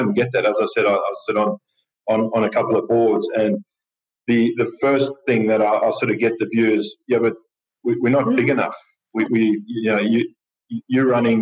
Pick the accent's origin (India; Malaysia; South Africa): South Africa; moved away as an adult; also born or lived in Natal, South Africa / Tumut, New South Wales, Australia / Sydney, Australia / Adelaide, Australia; now in Australia; I'm a South African